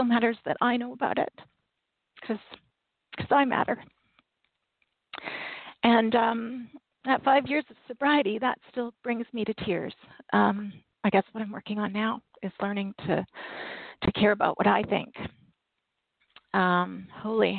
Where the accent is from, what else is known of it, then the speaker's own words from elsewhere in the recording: Canada; I'm Canadian